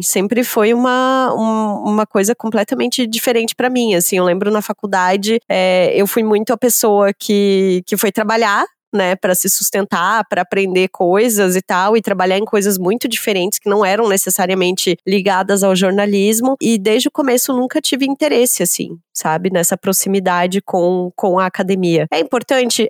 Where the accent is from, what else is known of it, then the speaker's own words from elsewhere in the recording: Brazil; enquanto brasileiro, aprende na escola